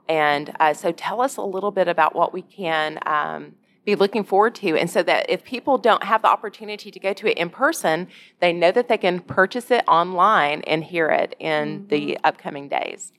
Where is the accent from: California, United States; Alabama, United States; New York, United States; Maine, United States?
Alabama, United States; I'm from Alabama